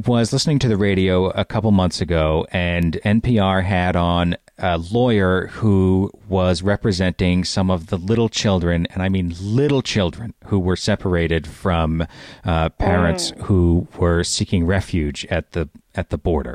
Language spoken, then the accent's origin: English; United States; me as an American